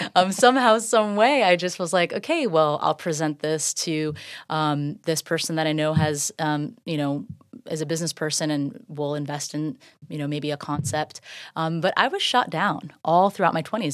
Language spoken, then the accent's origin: English; Safety Harbor, Florida, United States; also born or lived in Largo, Florida / Dunedin, Florida; I grew up right downtown, very local